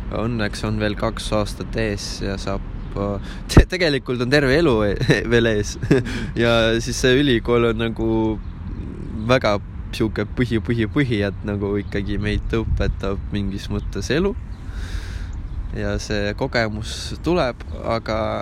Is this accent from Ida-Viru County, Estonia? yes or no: yes; Ida-Viru County, Estonia; moved away as an adult; me oleme sinuga Ida-Virumaalt tulnud